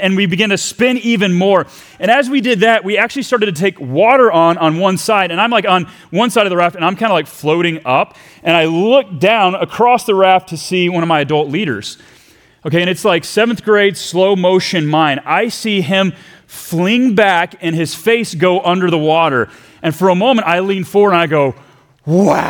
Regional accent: Texas, United States; we left my home country of Texas to go to Virginia

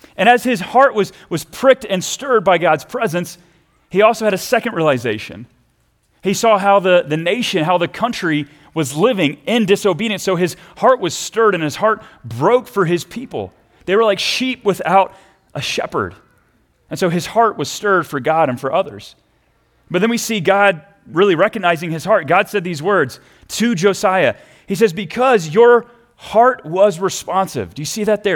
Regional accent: Texas, United States; I grew up down in Texas

